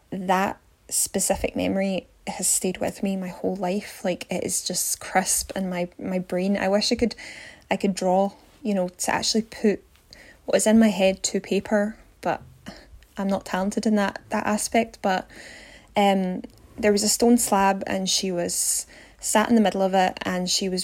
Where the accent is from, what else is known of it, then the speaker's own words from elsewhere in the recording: Glasgow, Scotland, United Kingdom; I'm from Glasgow in Scotland